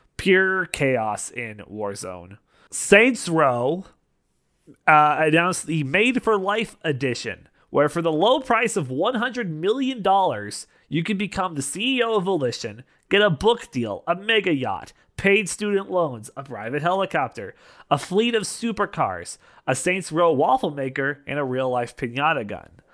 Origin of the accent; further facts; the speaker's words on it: Canada; I am Canadian